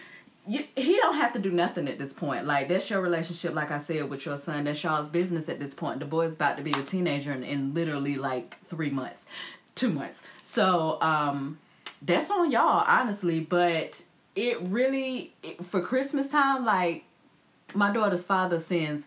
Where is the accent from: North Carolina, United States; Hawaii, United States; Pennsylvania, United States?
North Carolina, United States; High Point; moved away as an adult; now in California, United States; I'm from the South, you know, I'm from High Point